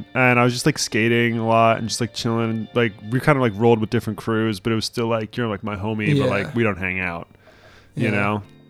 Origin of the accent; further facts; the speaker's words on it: Atlantic Highlands, New Jersey, United States; moved away as an adult; now in New Brunswick, United States; we're definitely all from originally Atlantic Highlands.